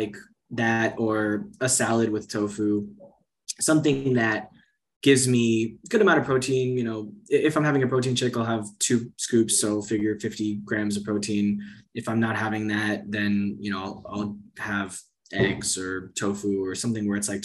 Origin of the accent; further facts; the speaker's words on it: Miami, Florida, United States; moved away as an adult; also born or lived in China; now in Portugal; I grew up in Miami where there's sun pretty much all year round